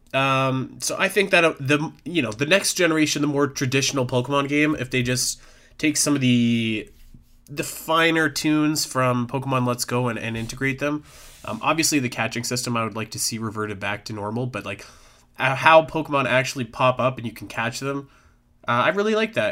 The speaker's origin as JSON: {"language": "English", "country": "Canada", "said": "I'm from Canada"}